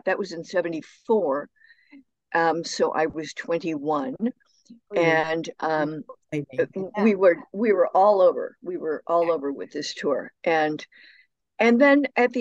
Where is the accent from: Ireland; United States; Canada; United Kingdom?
United States; Barrington, Illinois; moved away as an adult; also born or lived in Washington, D.C.; my hometown was 45 minutes northwest of Chicago.